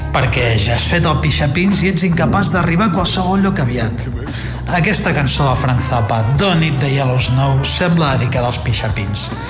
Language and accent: Catalan; Figueres, Catalonia, Spain; now in Barcelona, Spain; sóc un paio de Figueres que viu a Barcelona amb família a la Catalunya interior